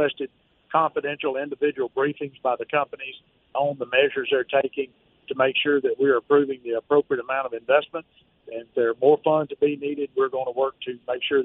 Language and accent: English; United States; I'm an American